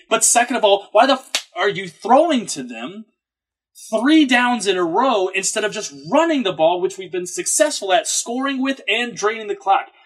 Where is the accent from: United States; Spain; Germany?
United States; Atlanta, Georgia; now in New York, United States; I'm born and raised in Atlanta, and you're not going to find sure. too many of us. Okay, it's a very transient town, kind of like New York.